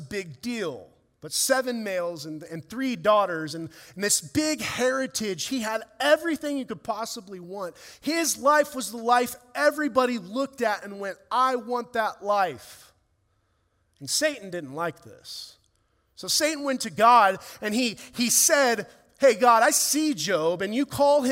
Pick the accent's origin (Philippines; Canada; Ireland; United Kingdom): Ireland; as an Irishman and a ginger